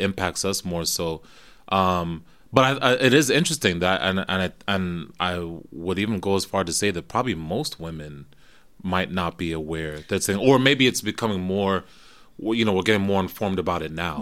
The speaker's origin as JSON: {"language": "English", "region": "New Jersey", "country": "United States", "tie": "born or raised there", "also_born_or_lived": "Florida / Kenya (ancestry)", "moved": "as an adult", "lives_now": "New York, United States", "said": "Grew up in Jersey, went down to college in Florida"}